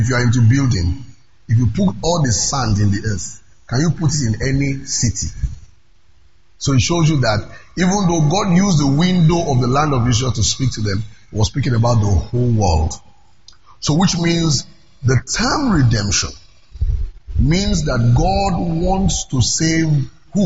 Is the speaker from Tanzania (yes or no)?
no; Lagos, Nigeria; I'm from Lagos